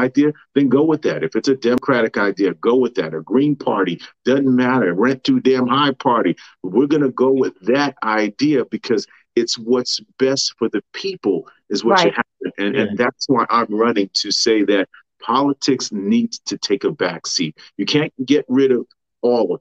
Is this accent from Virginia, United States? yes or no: no; New York City, New York, United States; also born or lived in Manhattan; I was born in Manhattan, but raised in Queens